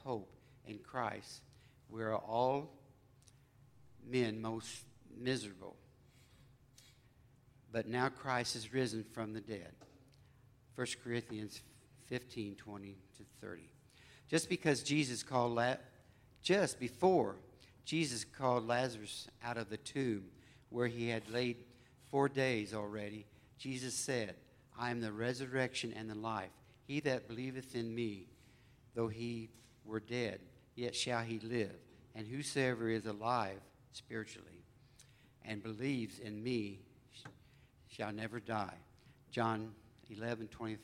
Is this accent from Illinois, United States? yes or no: yes; Colderville, Illinois, United States; we grew up in Colderville, Illinois